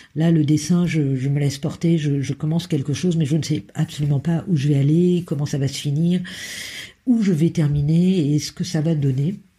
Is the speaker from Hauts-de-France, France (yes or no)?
no; Berry, Centre-Val de Loire, France; also born or lived in Lille; now in Brussels, Belgium; Je suis née dans le, dans le Berry, une région euh, du centre de la France